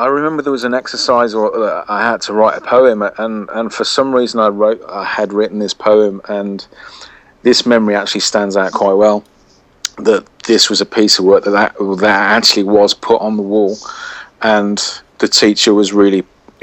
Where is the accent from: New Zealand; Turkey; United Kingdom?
United Kingdom; Birmingham, West Midlands; Born and bred in Birmingham